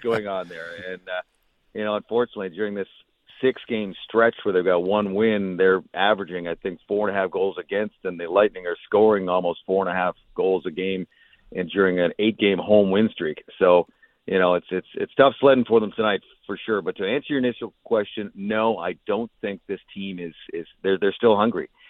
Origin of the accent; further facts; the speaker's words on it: Vancouver, British Columbia, Canada; now in Tampa, United States; I'm from Vancouver